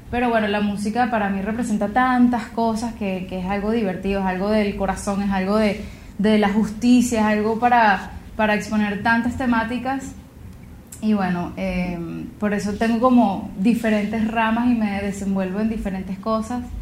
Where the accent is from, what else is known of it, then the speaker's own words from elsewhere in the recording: El Paují, Bolívar, Venezuela; soy compositora, soy cantante venezolana y como, como decías tú, tuve la oportunidad de crecer en el Paujín, en la Gran Sabana